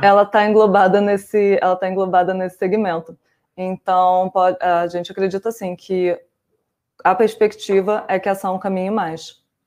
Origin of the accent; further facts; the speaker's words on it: Rio de Janeiro, Brazil; moved away; eu sou carioca, então minha família é flamenguista